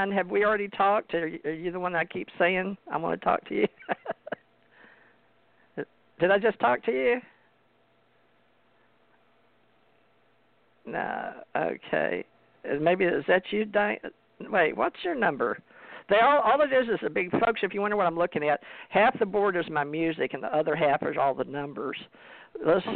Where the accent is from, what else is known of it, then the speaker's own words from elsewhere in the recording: Louisiana, United States; I'm from the South myself, born in Louisiana